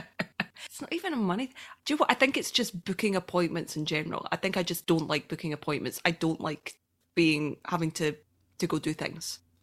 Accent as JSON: {"language": "English", "region": "Scotland", "country": "United Kingdom", "said": "I'm Scottish"}